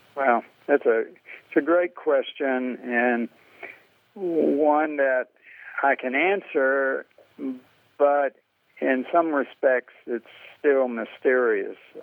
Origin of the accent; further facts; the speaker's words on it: the American South, United States; being white Southerner